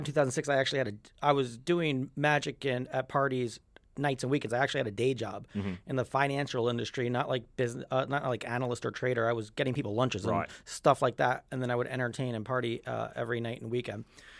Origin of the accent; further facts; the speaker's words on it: New York City, New York, United States; also born or lived in Stony Brook, Long Island, New York; I'm from New York. First 10 years of my life, I grew up in a place called Kew Gardens, Queens, from 0 to 10. Then I moved to Stony Brook, Long Island, New York.